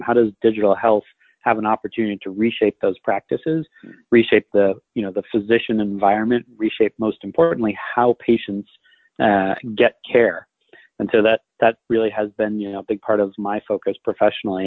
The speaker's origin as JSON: {"language": "English", "region": "Hawaii", "country": "United States", "tie": "born or raised there", "also_born_or_lived": "Seattle, Washington / Northeast US", "moved": "as an adult", "said": "I was uh, born in Seattle, Washington, but spent most of my childhood in Hawaii, uh, and then left for college when I was 18."}